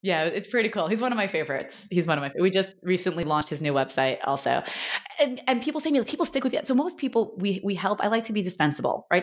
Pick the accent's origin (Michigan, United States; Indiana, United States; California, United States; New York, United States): New York, United States; now in Los Angeles, United States; I'm from New York and I, now I live in Los Angeles